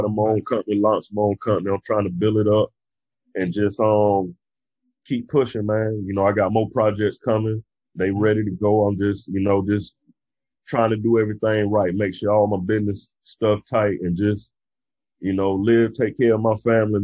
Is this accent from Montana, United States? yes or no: no; Brunswick, Georgia, United States; now in South Florida, United States; my hometown, which is Brunswick, Georgia